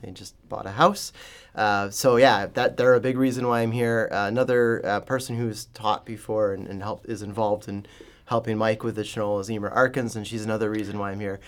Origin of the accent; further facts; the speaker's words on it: Ontario, Canada; now in St. Louis, United States; I was growing up in Ontario